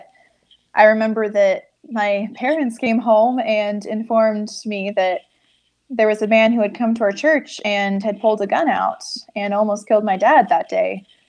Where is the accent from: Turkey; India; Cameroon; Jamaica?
Turkey; For me, growing up in Turkey felt normal.